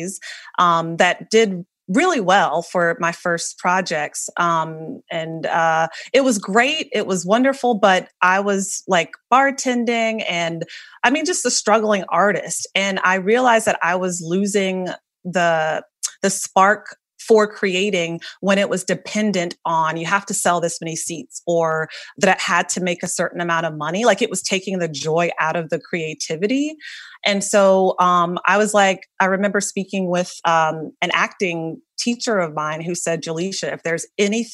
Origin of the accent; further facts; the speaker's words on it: North Carolina, United States; moved away as an adult; now in New York City, United States; I'm from a really, really small town in North Carolina